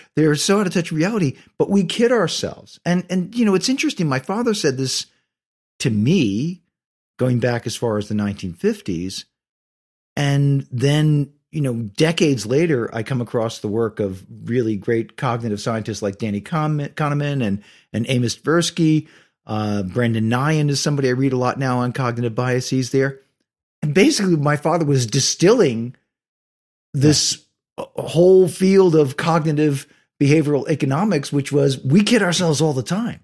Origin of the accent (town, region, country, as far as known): Ridgefield Park, New Jersey, United States; born or raised there; also born or lived in Bronx, New York / Rutherford, New Jersey